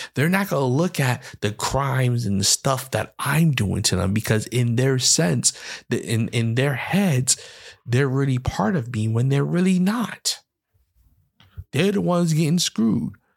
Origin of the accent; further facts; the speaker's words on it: New York City, New York, United States; I am from the Bronx, New York.